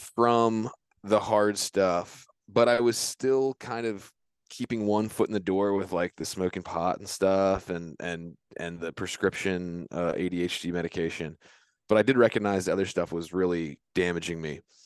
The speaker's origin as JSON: {"language": "English", "town": "Virginia Beach", "region": "Virginia", "country": "United States", "tie": "born or raised there", "moved": "as an adult", "lives_now": "Centreville, United States", "said": "I grew up in Virginia Beach, Virginia. Now I live in Centerville, which is up near Washington, D C."}